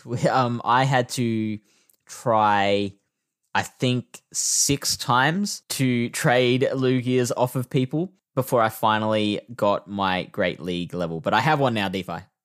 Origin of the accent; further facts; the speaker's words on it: South Australia, Australia; my home state of South Australia